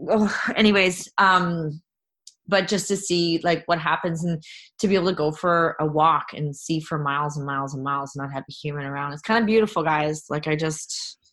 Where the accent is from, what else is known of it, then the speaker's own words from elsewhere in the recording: Jasper, Alberta, Canada; I'm from Jasper National Park